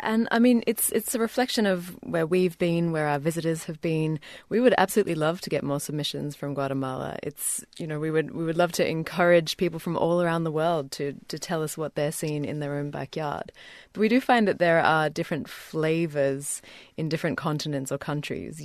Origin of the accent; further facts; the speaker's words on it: Australia; also born or lived in New Zealand; I grew up in Australia, but was born in New Zealand